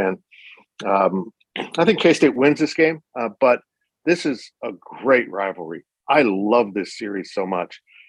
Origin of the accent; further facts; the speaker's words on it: Kansas, United States; as an ag guy, as you know, guy growing up in Kansas